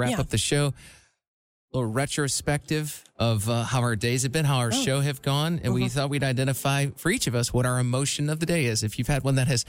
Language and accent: English; Iowa, United States; accent: northern; But I have a little northern accent because I'm from Iowa, which borders Minnesota.